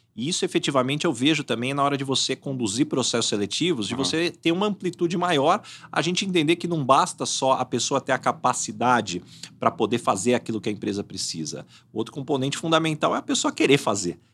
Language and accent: Portuguese; São José do Rio Preto, São Paulo, Brazil; Eu sou de São José do Rio Preto